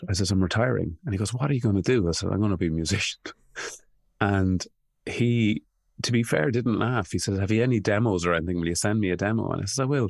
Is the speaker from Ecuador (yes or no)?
no; Ireland; I grew up in a country that I knew people were tortured and they weren't talking about it. Uh, Ireland